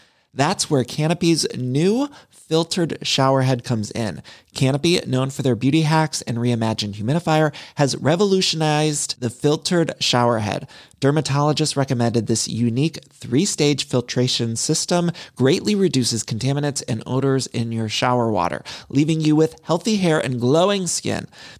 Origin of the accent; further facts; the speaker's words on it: Midwest, United States; now in Los Angeles, United States; y'all know I'm from the Midwest, but I've lived in California for so long